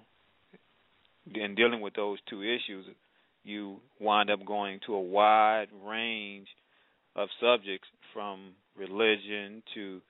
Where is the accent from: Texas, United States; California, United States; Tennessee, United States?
Tennessee, United States; moved away; also born or lived in Arkansas / Mississippi; I'm from the South originally, Tennessee. We've lived around Tennessee, Arkansas, Mississippi, and all